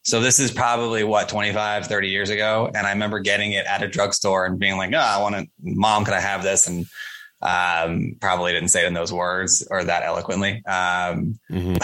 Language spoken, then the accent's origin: English; Coral Springs, Florida, United States; now in New York, United States; grew up in coral springs florida